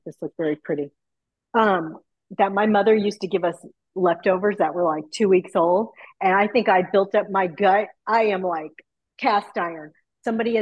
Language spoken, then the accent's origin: English; Texas, United States; also born or lived in New York; I've lived here most of my life, but born in New York and then moved to Texas when I was 10. And so I grew up eating King Ranch chicken casserole